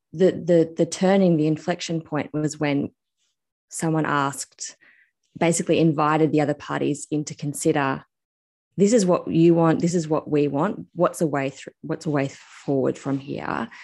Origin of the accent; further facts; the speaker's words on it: Australia; I'm actually Australian